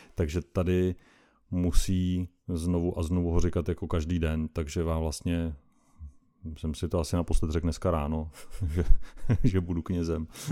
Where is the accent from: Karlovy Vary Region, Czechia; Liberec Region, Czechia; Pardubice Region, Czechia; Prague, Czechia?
Pardubice Region, Czechia; Doubravice; pocházím z východních Čech, z malé vesnice, jmenuje se Doubravice, je to u Litomyšle